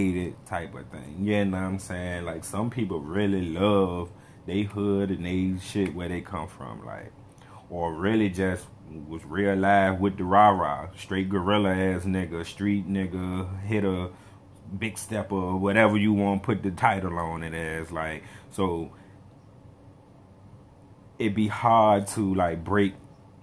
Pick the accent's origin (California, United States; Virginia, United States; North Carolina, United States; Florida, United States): Virginia, United States; Richmond; I'm from Richmond, Virginia, East End of Richmond, Churchill